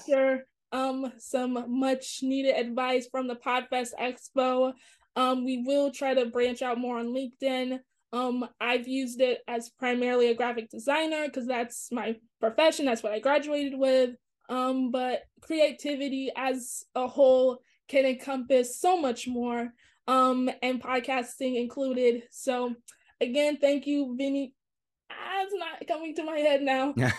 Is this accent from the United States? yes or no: yes; New York, United States; I'm from New York